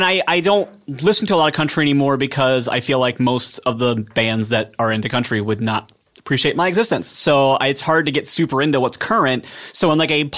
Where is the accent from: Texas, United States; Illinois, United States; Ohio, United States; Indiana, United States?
Ohio, United States; Pickerington; I'm from a suburb outside of Columbus called Pickerington